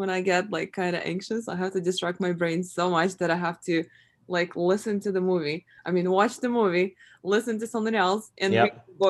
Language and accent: English; Russia; moved away; I'm originally from Russia